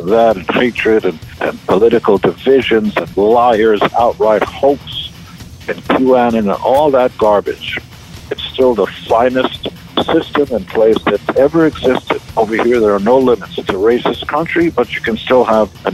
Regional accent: Israel; now in United States; I come from Israel, the promised land

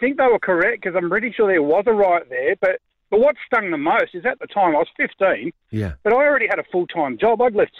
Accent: Dandenong, Victoria, Australia; I was allowed to take my younger brother from Dandenong into the city

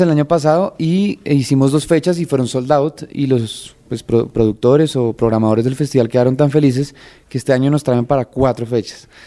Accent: Colombia

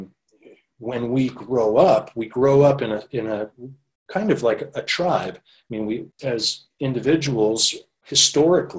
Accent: Maine, United States; moved away as an adult; now in Los Angeles, United States; going from growing up in Maine to starting at the age of 25, spending most of the last 20 years in the Los Angeles area in Southern California.

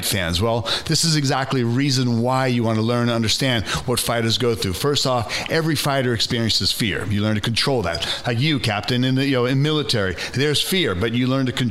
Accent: New York, United States; moved away; also born or lived in Stockton, California; I was born in New York, but I was living in Stockton

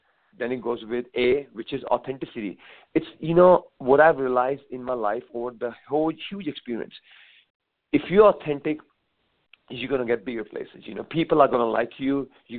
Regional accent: India; I came from India

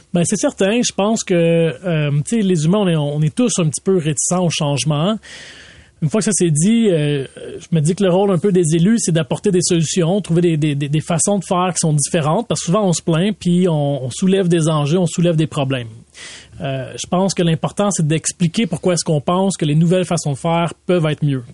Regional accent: Laval, Quebec, Canada; j'ai grandi à Vimont

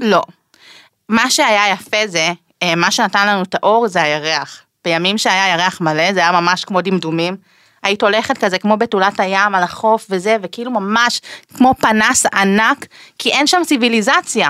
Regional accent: Israel; בגלל שנולדתי בארץ, קיבלתי את הזכות להישאר כאן

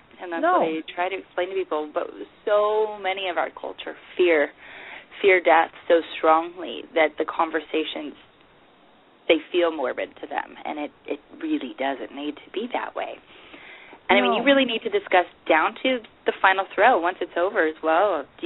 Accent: California, United States; We're from California.

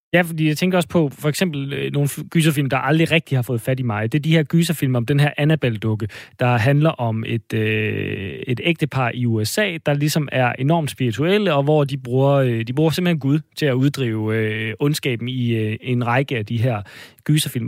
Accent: Odense, Southern Denmark, Denmark; vi er begge to fra Fyn. Vi er, begge to fra Odense, men, øh, men fra Fyn

